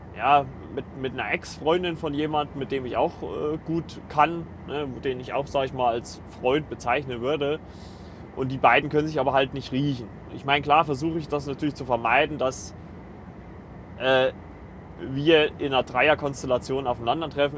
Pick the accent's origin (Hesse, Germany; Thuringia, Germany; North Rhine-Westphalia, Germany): Thuringia, Germany; Kleinschmalkalden; moved away as an adult; aus Kleinschmalkalden weggezogen, da wo ich äh, lebe oder gelebt habe